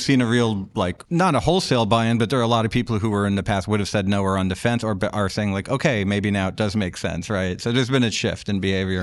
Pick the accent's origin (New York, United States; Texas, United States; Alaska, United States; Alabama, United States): New York, United States; I grew up in New York